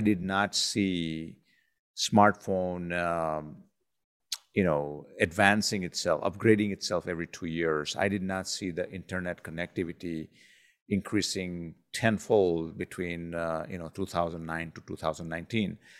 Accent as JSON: {"language": "English", "country": "India", "tie": "born or raised there", "said": "growing up in India"}